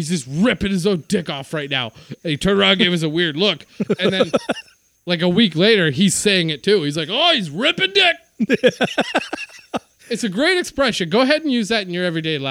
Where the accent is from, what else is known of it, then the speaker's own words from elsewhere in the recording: Winnipeg, Manitoba, Canada; Winnipeg, my hometown